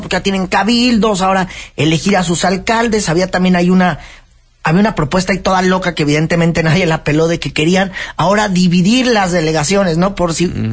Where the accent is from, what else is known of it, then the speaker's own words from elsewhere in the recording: Mexico City, Mexico; lo que somos los capitalinos